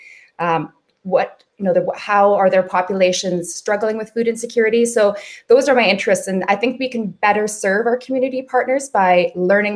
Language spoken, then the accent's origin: English; Vancouver, British Columbia, Canada; most of us are born and raised in Vancouver